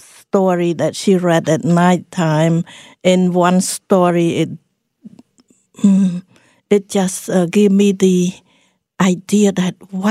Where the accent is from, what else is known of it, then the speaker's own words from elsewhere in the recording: Cambodia; English is a second language; But I grew up in the Buddhist family, and Cambodia is predominantly Buddhist